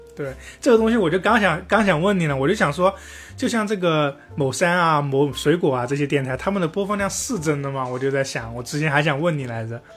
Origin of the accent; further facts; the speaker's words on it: Sichuan, China; accent: Sichuan-accented Mandarin (川普); 我现在这个川普